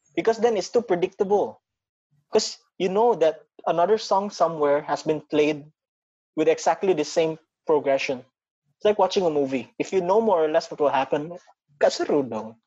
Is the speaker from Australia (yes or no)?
no; Batam, Riau Islands, Indonesia; now in Singapore; being a Filipino who was born and raised in Indonesia